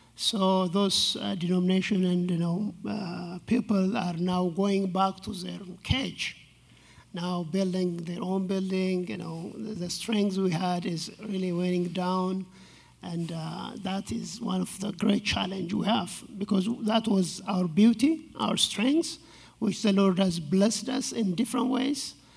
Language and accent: English; Ethiopia; I was born and raised uh, in Ethiopia, outside the capital city, Addis Ababa